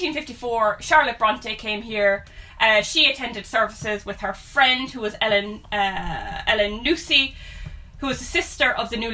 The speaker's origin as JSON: {"language": "English", "town": "Cork", "region": "Munster", "country": "Ireland", "tie": "born or raised there", "said": "We grew up in Turner's Cross, which is a 1920 suburb of Cork City in Ireland."}